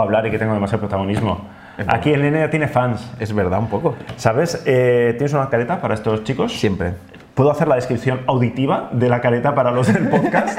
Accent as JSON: {"language": "Spanish", "region": "Basque Country", "country": "Spain", "said": "los vascos somos más de bici"}